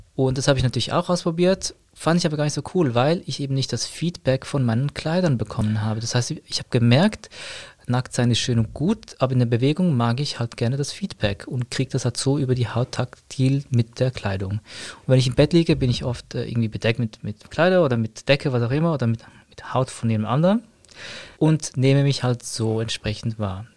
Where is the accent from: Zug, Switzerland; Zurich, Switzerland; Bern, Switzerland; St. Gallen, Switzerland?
Zurich, Switzerland; bin aus Zürich